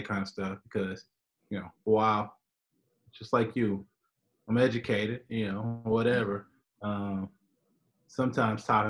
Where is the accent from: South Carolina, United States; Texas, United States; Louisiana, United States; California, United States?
Texas, United States; Houston; coming from Houston